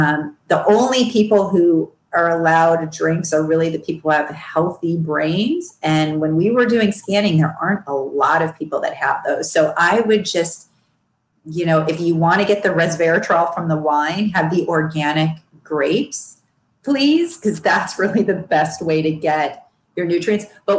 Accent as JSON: {"language": "English", "region": "Midwest", "country": "United States", "tie": "born or raised there", "said": "Although I grew up in the Midwest and pretty much every dinner my mother ever made was a sloppy Joe, ribs, steak, pork chops, shish kebab."}